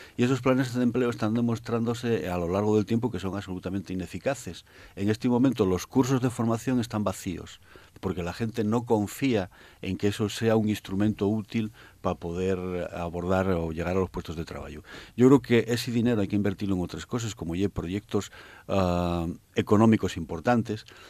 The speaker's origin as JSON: {"language": "Spanish", "region": "Asturias", "country": "Spain"}